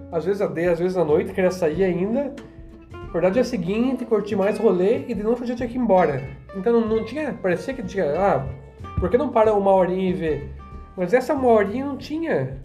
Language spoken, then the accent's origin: Portuguese; Brazil; eu sou brasileiro, eu tenho cidadania polonesa